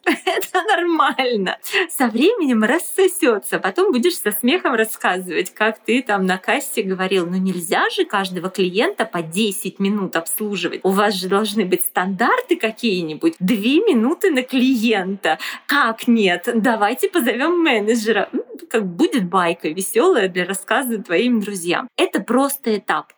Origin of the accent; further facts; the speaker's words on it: Chusovoy, Perm Krai, Russia; moved away as an adult; also born or lived in Yekaterinburg; now in Milan, Italy; я вот из Чусового, маленький город Пермского края, я всю жизнь там прожила, жила